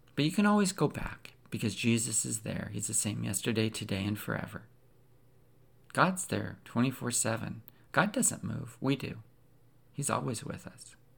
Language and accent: English; Pacific Northwest, United States; I grew up in the Pacific Northwest